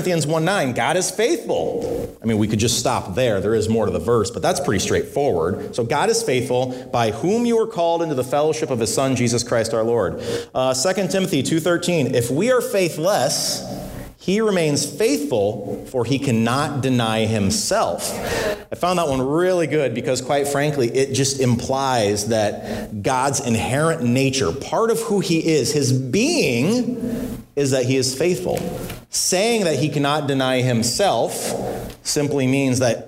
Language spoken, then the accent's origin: English; Illinois, United States; I grew up in Illinois